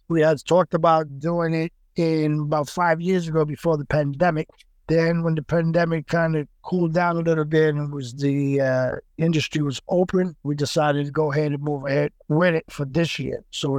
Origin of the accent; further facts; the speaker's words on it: New York, United States; also born or lived in Puerto Rico; My parents are Puerto Rican. They're from Puerto Rico. I was born in New York. The majority of my blood is Spaniard, Portuguese, Puerto Rican, and a bunch of other, you know, Latino countries.